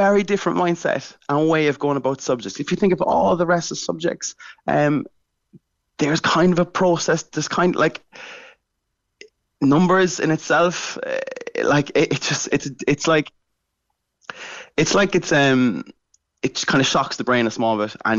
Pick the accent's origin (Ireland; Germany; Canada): Ireland; Whitechurch, Munster; I'm from Whitechurch